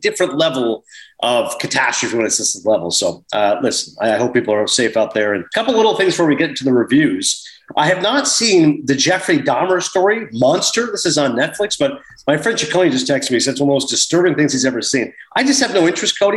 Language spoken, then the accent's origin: English; Toronto, Ontario, Canada; born or raised there